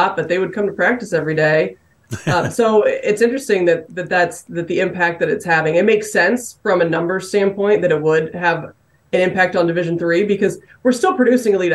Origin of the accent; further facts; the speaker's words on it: Indiana, United States; I'm from Indiana